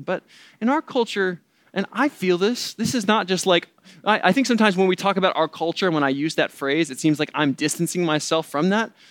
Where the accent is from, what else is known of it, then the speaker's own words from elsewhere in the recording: the Bible Belt, the South, United States; moved away; I grew up in the Bible Belt